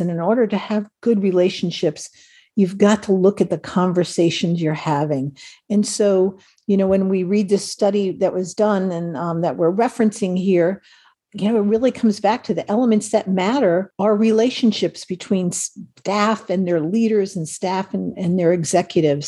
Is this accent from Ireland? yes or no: yes; Ireland; I'm Irish, so we are always about stories